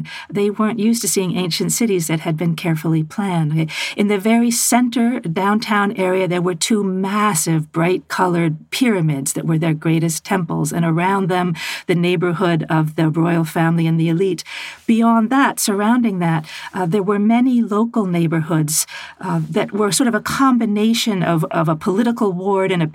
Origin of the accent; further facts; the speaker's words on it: United States; as an American woman